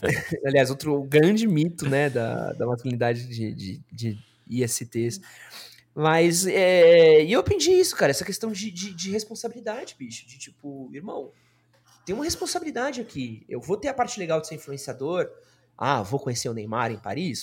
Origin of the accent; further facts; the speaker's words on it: São Paulo, Brazil; sou, mano, nascido e criado em São Paulo